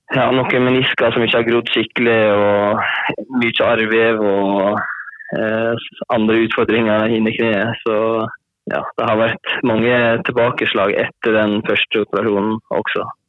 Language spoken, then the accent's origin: Norwegian; Hornindal, Møre og Romsdal, Norway; jeg er fra håndballen, eller Hornindal som det heter. Som ligger i Volda kommune nå.